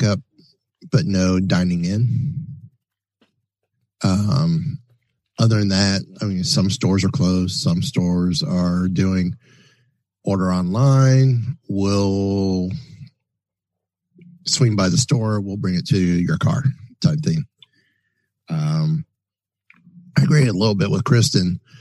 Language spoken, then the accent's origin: English; Kissimmee, Florida, United States; I am from Kissimmee, Florida